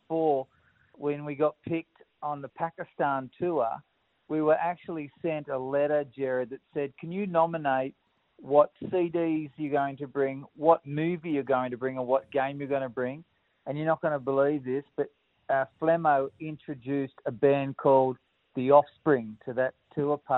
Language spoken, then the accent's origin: English; Dundas Valley, New South Wales, Australia; I grew up in Dundas Valley